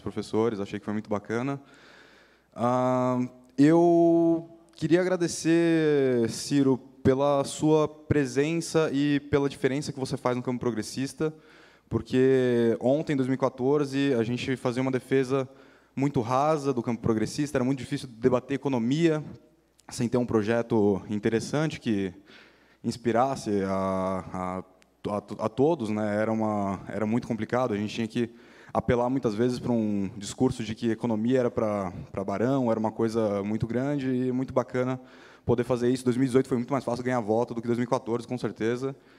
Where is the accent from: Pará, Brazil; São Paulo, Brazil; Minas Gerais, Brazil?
São Paulo, Brazil; eu sou de São Paulo